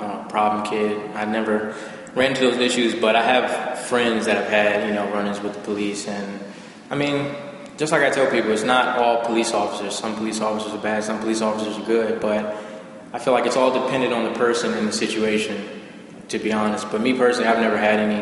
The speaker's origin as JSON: {"language": "English", "town": "Oxon Hill", "region": "Maryland", "country": "United States", "tie": "born or raised there", "also_born_or_lived": "Washington, D.C. / Charles County, Maryland", "said": "I was born in Washington, D.C., Southeast Washington, D.C., and I was raised in Prince George's County, so Oxon Hill, Maryland, Fort Washington area."}